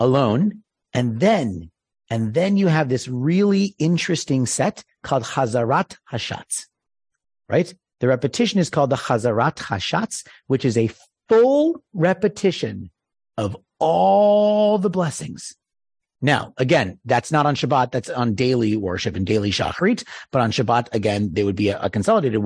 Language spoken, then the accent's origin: English; East Coast, United States; moved away; I'm from the East Coast